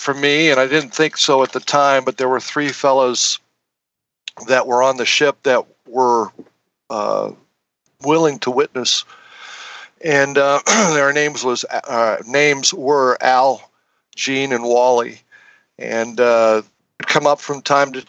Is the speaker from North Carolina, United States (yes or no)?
no; Northwest Indiana, United States; I was raised in Northwest Indiana.